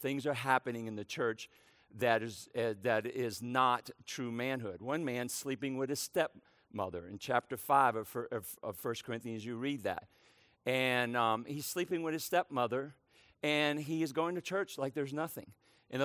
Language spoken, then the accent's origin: English; New Orleans, Louisiana, United States; also born or lived in Brooklyn, New York; It's a port city, kind of like where I grew up in New Orleans, Louisiana. It's a port city where I was born in Brooklyn, New York, another port city. My dad was a seaman. He worked on the docks. So we moved from port to port.